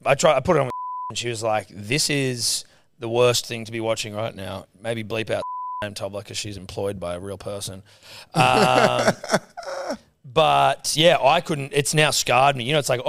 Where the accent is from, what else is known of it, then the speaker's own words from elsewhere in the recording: Australia; I just love being Australian this time.